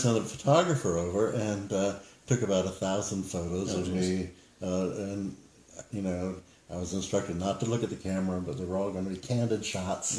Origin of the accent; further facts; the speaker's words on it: Florida, United States; growing up in Florida with the Cuban Missile Crisis